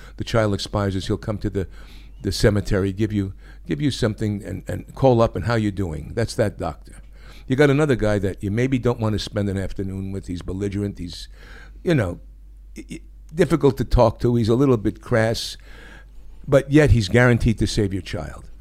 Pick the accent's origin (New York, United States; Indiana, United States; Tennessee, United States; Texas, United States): New York, United States; moved away as an adult; coming from New York, I was born in New York. I spent, you know, 26 years in New York